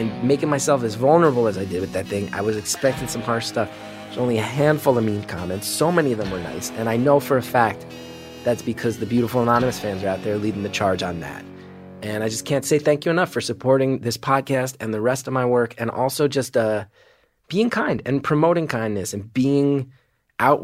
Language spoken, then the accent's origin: English; New York City, New York, United States; also born or lived in New Jersey; I'm from New York City